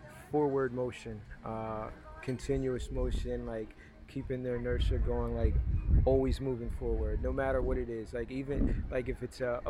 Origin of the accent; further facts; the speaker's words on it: Philadelphia, Pennsylvania, United States; also born or lived in New York / Europe; I'm from Philadelphia and reside in Philadelphia